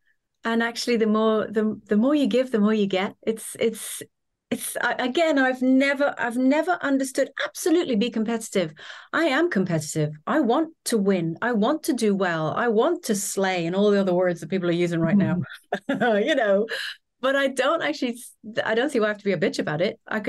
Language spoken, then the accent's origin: English; Trinidad, Trinidad & Tobago; So obviously I grew up in lots of different places. So the main place that I grew up was Trinidad in the Caribbean. And I suppose has quite an American influence there.